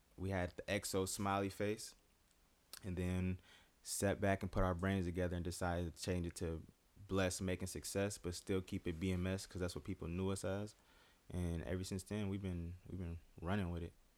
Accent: United States; growing up in the Quad Cities

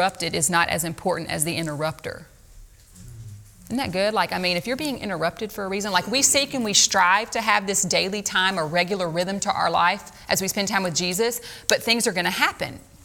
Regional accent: Louisiana, United States; moved away; we're from Louisiana

